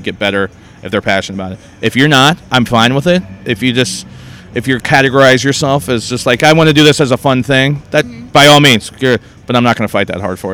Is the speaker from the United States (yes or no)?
yes; Northern Virginia, United States; moved away as an adult; now in Boston, United States; I grew up in Northern Virginia, right outside D.C., but I moved up to Boston in year 2000, so I've actually lived there longer than I lived where I grew up